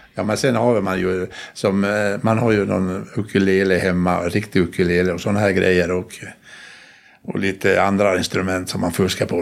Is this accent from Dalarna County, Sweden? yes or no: yes; Dalarna County, Sweden; Alla gårdar där jag kommer ifrån uppe i Dalarna där, så har, har något namn. Och min gård där jag kommer ifrån heter Tura.